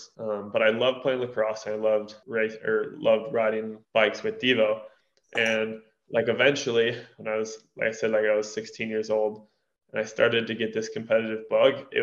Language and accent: English; Durango, Colorado, United States; I'm born and raised in Durango, Colorado